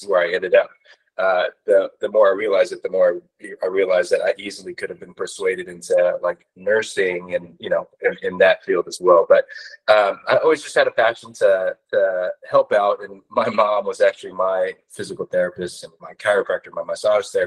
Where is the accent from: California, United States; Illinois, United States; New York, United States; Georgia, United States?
California, United States; Corona; also born or lived in Orange County, California; I grew up in Corona at Centennial